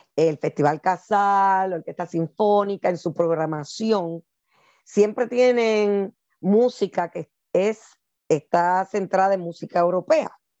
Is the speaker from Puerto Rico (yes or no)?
yes; Puerto Rico; now in United States; siendo afropuertorriqueña, aquí en Estados Unidos